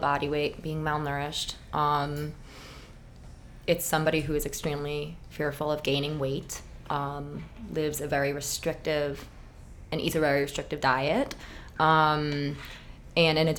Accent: New York, United States; also born or lived in Miami, Florida; I born and raised in New York

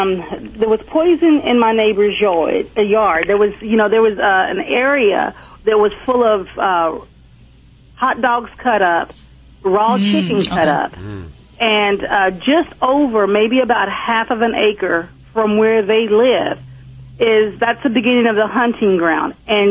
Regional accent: California, United States; But I'm originally from California, so my husband would know more about that.

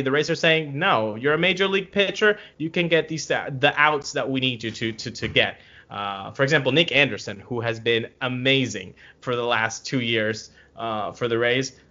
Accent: Venezuela; I'm from Venezuela

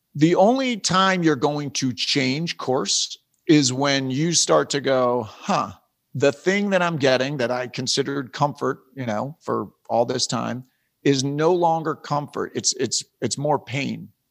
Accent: East Coast, United States; moved away as an adult; I'm from the East Coast, my wife's from the East Coast, we, we moved out west when I was doing West Wing

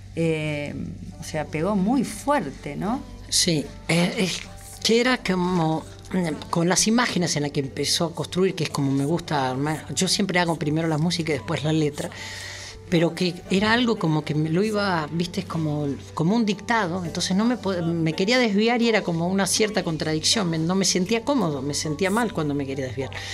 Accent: Mercedes, Argentina; yo nací en Mercedes, no voy a discutir, soy, soy mercedino

